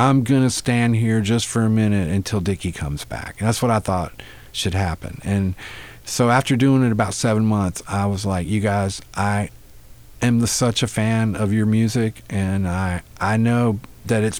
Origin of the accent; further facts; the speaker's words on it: North Carolina, United States; I grew up in North Carolina